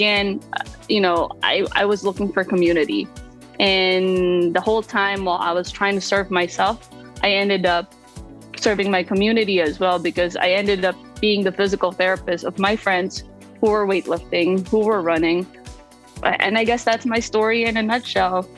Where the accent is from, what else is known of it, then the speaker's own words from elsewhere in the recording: Iloilo City, Western Visayas, Philippines; moved away as an adult; now in Brooklyn, New York, United States; I was born and raised in the Philippines. I grew up in Iloilo City, and I migrated to the United States in 2013